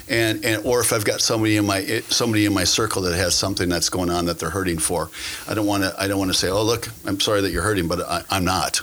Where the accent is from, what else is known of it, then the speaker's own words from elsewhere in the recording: Green Bay, Wisconsin, United States; also born or lived in South Florida; I'm born and raised in Green Bay, Wisconsin